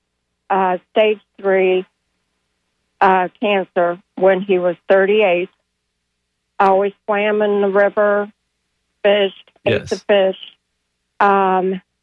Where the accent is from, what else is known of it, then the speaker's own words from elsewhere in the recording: Parkersburg, West Virginia, United States; now in Florida, United States; I'm not originally from Florida. I'm originally from the area, Parkersburg, West Virginia.